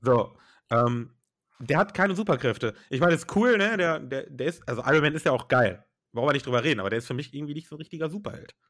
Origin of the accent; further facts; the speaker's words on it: Germany; bei uns in Deutschland